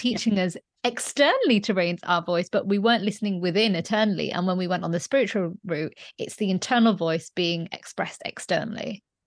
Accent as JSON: {"language": "English", "town": "Leeds", "region": "Yorkshire and the Humber", "country": "United Kingdom", "tie": "born or raised there", "also_born_or_lived": "London", "moved": "as an adult", "said": "I studied my first degree in Leeds, um, which is my hometown, and then I moved to London"}